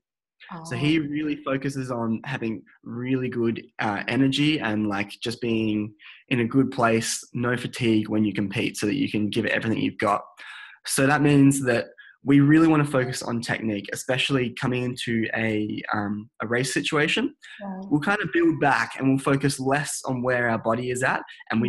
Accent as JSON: {"language": "English", "town": "Adelaide", "region": "South Australia", "country": "Australia", "said": "So when I first came to the Australian Institute of Sport in Canberra, I came from Adelaide and moved up here"}